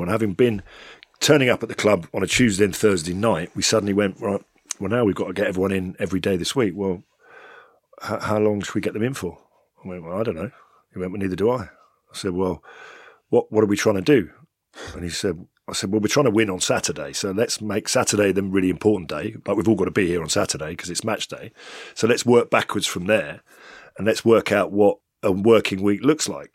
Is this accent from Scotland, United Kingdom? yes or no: no; London, United Kingdom; I'm born and bred in London